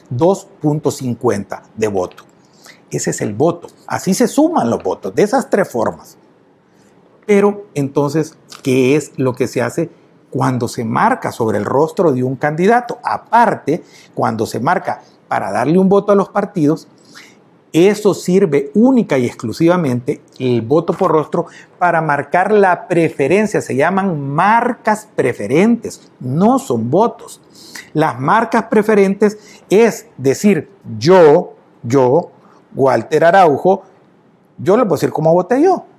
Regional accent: El Salvador; me siento tan orgulloso de mi pueblo, de mi nacionalidad

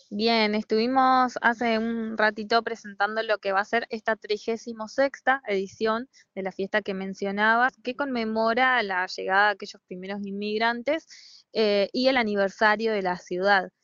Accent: Entre Ríos, Argentina; como entrerrianos y como argentinos

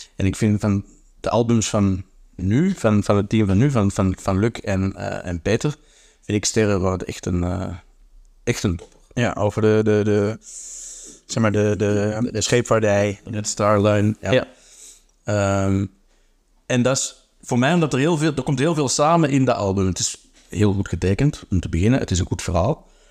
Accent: Antwerp, Flanders, Belgium; Antwerpen is mijn thuisstad

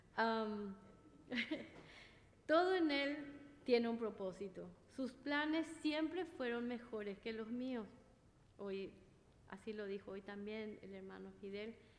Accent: Paraguay; moved away as an adult; now in Flushing, United States; soy de Paraguay

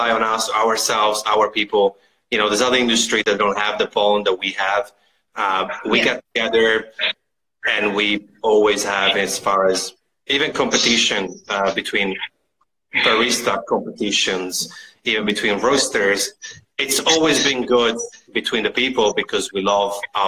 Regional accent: Italy; now in Australia; I'm from Italy originally

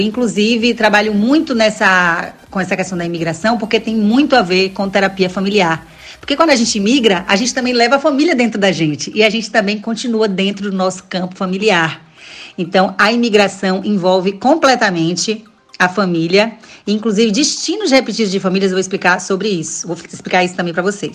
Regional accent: Salvador, Bahia, Brazil; Eu sou de Salvador, sou baiana de Salvador

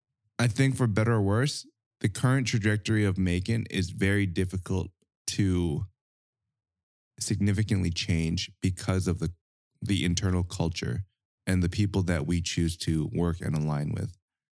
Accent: Edmonton, Alberta, Canada; I'm not from Calgary. Wait, are you not? Edmonton.

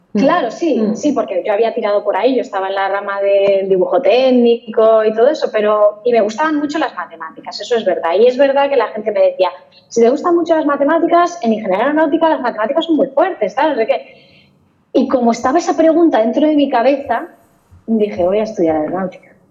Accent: Toledo, Castilla-La Mancha, Spain; yo soy de Toledo realmente y en Toledo hay un par de empresas aeronáuticas y, a los que éramos de Toledo nos tenían más o menos localizados

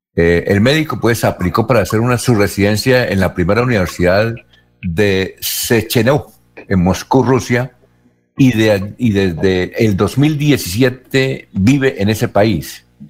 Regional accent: San Benito, Santander, Colombia; Yo sí soy de San Benito

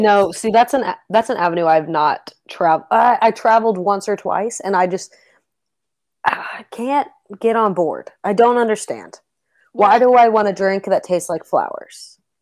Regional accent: Kentucky, United States; I'm from Kentucky.

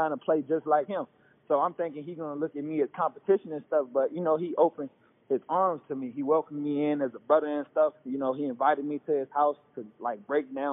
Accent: Chicago, Illinois, United States; also born or lived in Ohio; I'm from Chicago

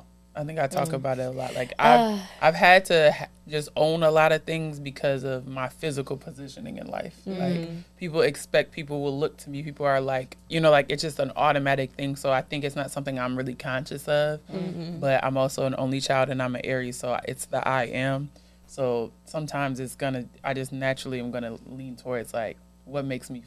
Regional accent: Nigeria; I'm a Nigerian woman.

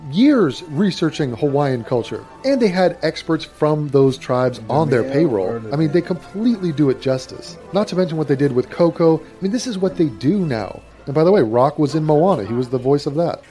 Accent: England, United Kingdom; I'm indigenous English.

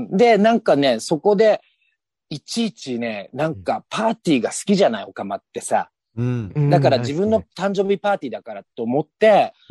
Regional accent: Kawagoe, Saitama, Japan; also born or lived in Tokyo / Chiba; うん、まあ、東京で生まれてすぐに千葉だの埼玉だの行って、埼玉の狭山とか川越に落ち着いた。

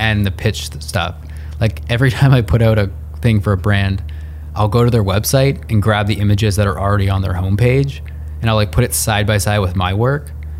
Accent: Northern Ontario, Canada; also born or lived in Portland; now in Toronto, Canada; I grew up in Northern Ontario where it's like 6 feet of snow every year.

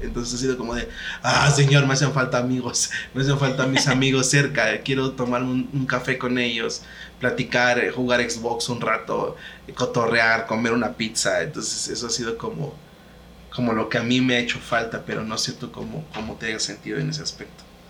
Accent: Hidalgo, Mexico; also born or lived in Veracruz; now in State of Mexico, Mexico; Yo, soy del estado de Hidalgo. Bueno, provengo del estado de Hidalgo, aunque nací en Veracruz.

